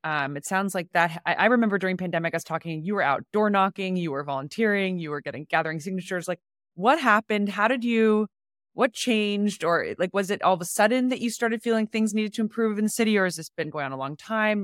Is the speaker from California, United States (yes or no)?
yes; San Francisco, California, United States; I was born in San Francisco, grew up here my whole life